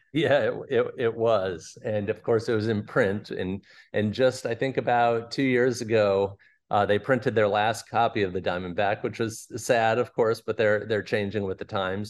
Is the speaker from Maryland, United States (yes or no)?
yes; Fort Washington, Maryland, United States; I grew up in Fort Washington, Maryland